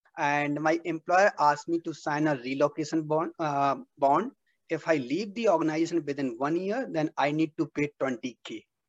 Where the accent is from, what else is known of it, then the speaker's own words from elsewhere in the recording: Jhansi, Uttar Pradesh, India; moved away as an adult; now in United States; I'm from UP, Jhansi.